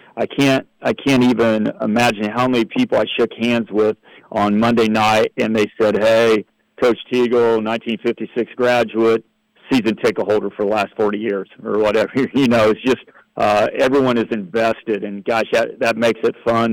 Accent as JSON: {"language": "English", "area": "Blackford County", "region": "Indiana", "country": "United States", "also_born_or_lived": "Jay County, Indiana / Huntington, Indiana", "moved": "as an adult", "said": "I was from Blackford County"}